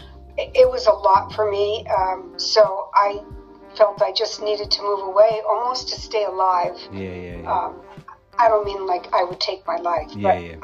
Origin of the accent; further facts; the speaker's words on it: San Jose, California, United States; moved away as an adult; also born or lived in Lake Tahoe / Las Vegas, Nevada / Carlsbad, California; now in New Jersey, United States; Born and raised in California, San Jose, which is, Silicon Valley